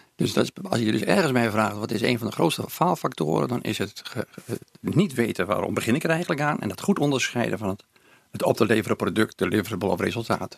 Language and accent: Dutch; Groningen, Netherlands; moved away as an adult; now in Hilversum, Netherlands; ik ben het grootste gedeelte van mijn leven heb ik, als Groningen tenminste, hè, want ik ben nu geëmigreerd naar Hilversum. Ja. Dan heb ik het grootste gedeelte heb ik eh, dan toch in de stad gewoond